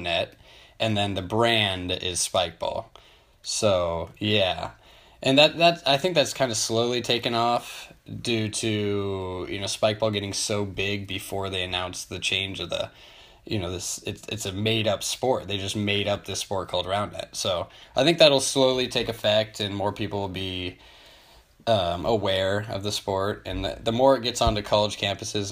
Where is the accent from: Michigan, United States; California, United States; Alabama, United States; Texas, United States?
California, United States; Roseville; moved away as an adult; now in Chico, United States; I'm coming from Roseville, California, but go to school in Chico, California, at Chico State University